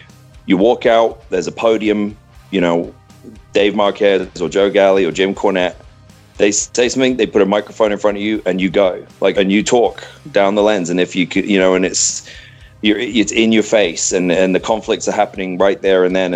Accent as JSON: {"language": "English", "region": "England", "country": "United Kingdom", "tie": "born or raised there", "said": "like most kids growing up in England, you think about football"}